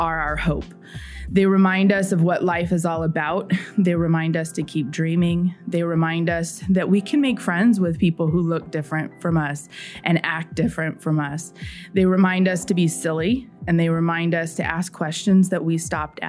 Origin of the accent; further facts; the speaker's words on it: San Diego, California, United States; moved away as an adult; also born or lived in South Carolina / Indiana; As a white person growing up in San Diego, California